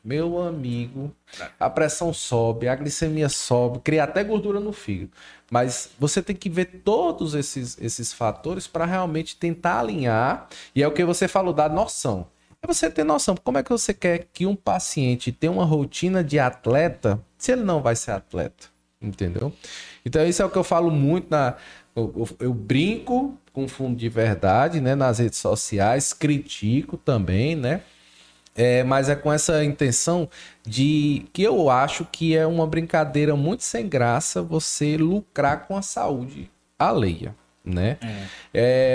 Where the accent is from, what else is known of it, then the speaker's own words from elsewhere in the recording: Crato, Ceará, Brazil; now in Juazeiro do Norte, Brazil; Eu sou do Crato, moro no Juazeiro hoje.